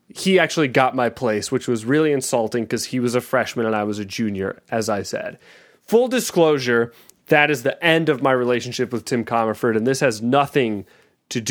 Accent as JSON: {"language": "English", "town": "Park Ridge", "region": "Illinois", "country": "United States", "tie": "born or raised there", "also_born_or_lived": "California", "moved": "yes", "said": "I was born in Park Ridge in 1965"}